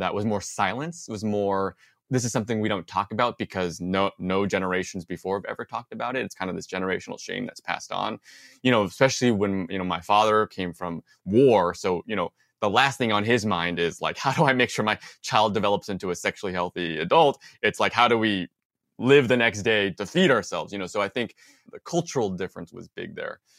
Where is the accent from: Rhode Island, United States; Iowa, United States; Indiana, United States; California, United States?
California, United States; Bay Area; I grew up in the Bay Area